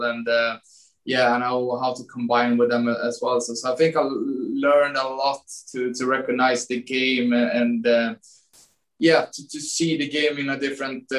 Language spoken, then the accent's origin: English; Sweden; English is a second language; moved away as an adult; also born or lived in Åtvidaberg, Sweden / Malmö, Sweden; now in New York, United States; I grew up in Groshin